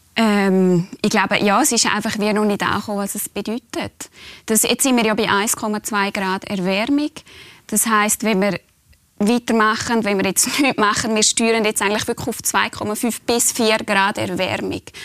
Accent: Switzerland; auch wir als Schweizer

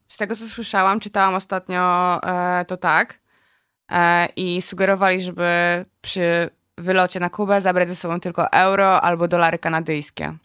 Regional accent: Poland; jesteśmy z Polski

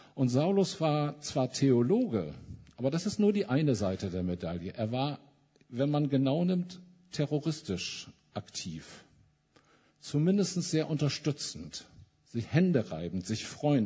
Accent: Mülheim an der Ruhr, North Rhine-Westphalia, Germany; Ich komme ja aus Mülheim an der Ruhr

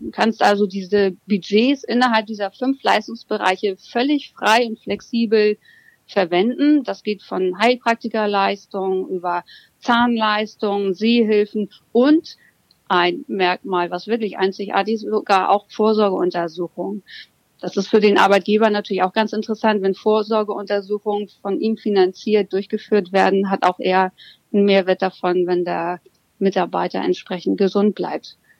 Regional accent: Hamburg, Germany; ich bin gebürtige Hamburger Dern und lebe und arbeite entsprechend mit Mann und Hund hier mitten in Hamburg

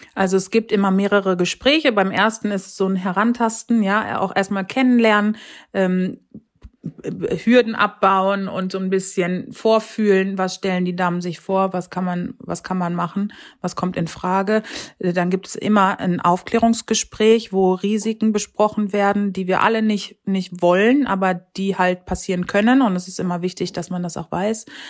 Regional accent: North Rhine-Westphalia, Germany; wohne in Ostwestfalen und ja, das ist sozusagen meine Heimat, in die ich zurückgekehrt bin, nachdem ich lange im Rheinland war

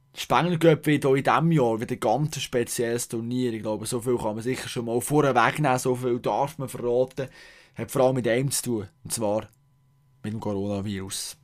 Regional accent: Bern, Switzerland; ich als Berner

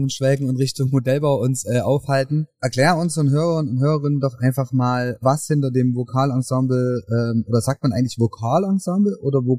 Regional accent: Leipzig, Saxony, Germany; aus Leipzig tatsächlich.

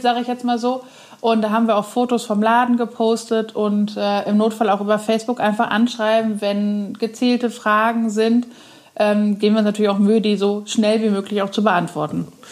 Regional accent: Cologne, North Rhine-Westphalia, Germany; moved away as an adult; now in Neuwied, Germany; als gebürtige Kölnerin

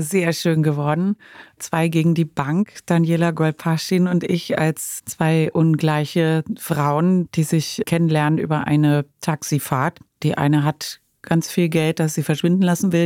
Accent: Cologne, North Rhine-Westphalia, Germany; ich komme aus Köln, ne, wo das gedreht wurde. Die ganzen Kinder aus der Lindenstraße waren auf meinem Gymnasium

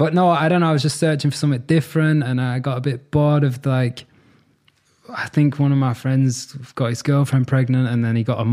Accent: Manchester, North West England, United Kingdom; moved away as an adult; now in Munich, Germany; I'm from Manchester and I was in the Manchester music scene like since I was 14, 15

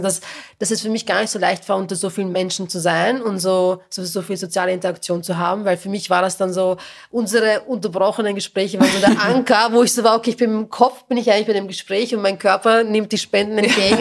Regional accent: a working-class town in Lower Austria, Austria; moved away as an adult; now in Vienna, Austria; ich komme aus einer niederösterreichischen Arbeiterstadt

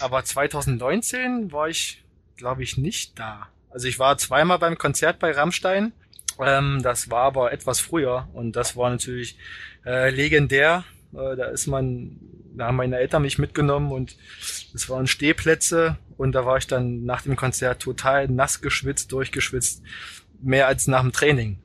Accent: Magdeburg, Saxony-Anhalt, Germany; moved away as an adult; now in Kiel, Germany; mit Magdeburg und ähm, das ist natürlich meine Heimat. Ich habe da bin da zur Schule gegangen.

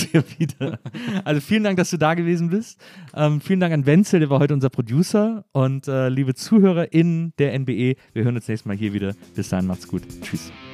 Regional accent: Germany; als Deutsche

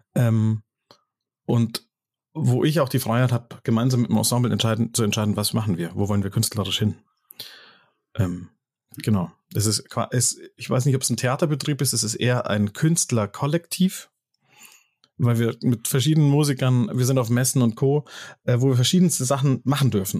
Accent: Munich, Bavaria, Germany; Und dann musste ich nach München West

